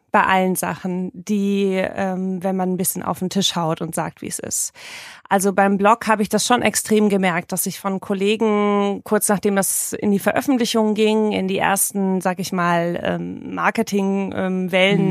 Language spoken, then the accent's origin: German; Marburg, Hesse, Germany; moved away as an adult; now in Hamburg, Germany; Ich bin in Hessen, in Marburg, geboren und aufgewachsen. Bin ganz, ganz schnell nach Hamburg gezogen, als ich mein Abi in der Tasche hatte